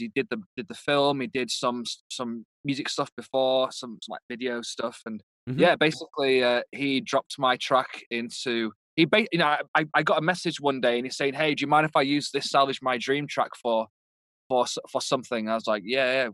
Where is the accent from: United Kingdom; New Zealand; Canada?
United Kingdom; moved away; I'm obviously British